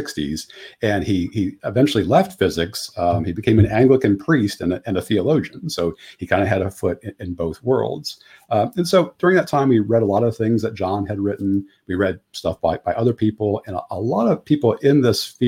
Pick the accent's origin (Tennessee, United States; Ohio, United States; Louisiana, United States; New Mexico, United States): Ohio, United States; I grew up in Ohio, and then I ended up going to Ohio State